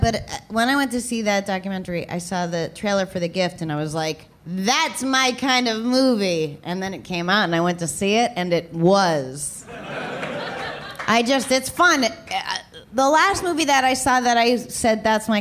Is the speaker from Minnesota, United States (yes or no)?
no; Boston, Massachusetts, United States; I have a terrible Boston accent, and I'm from Boston.